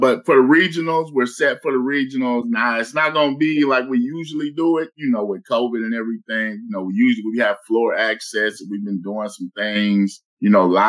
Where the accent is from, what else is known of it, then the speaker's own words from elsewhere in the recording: Ocala, Florida, United States; now in Kentucky, United States; I'm from Ocala, Florida. The horse capital of the world.